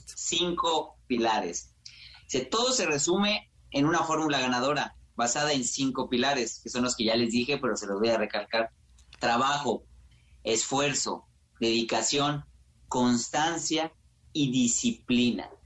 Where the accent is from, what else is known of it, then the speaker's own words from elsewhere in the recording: Mexico; entre nosotros como mexicanos